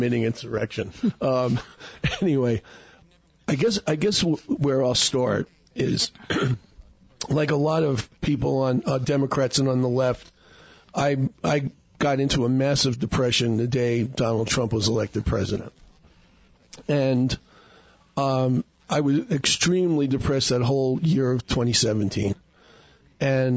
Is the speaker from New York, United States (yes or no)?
yes; New York, United States; moved away as an adult; now in Sedona, United States; I'm in New York